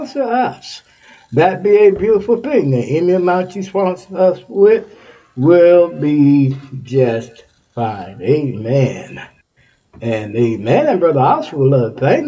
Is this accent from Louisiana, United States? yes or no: no; Texas, United States; moved away; My home state of Texas.